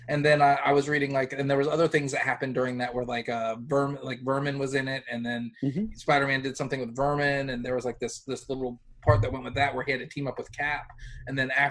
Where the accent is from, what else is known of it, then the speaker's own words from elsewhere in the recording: New York, United States; I grew up in New York, and I would get whatever was on the spinner rack.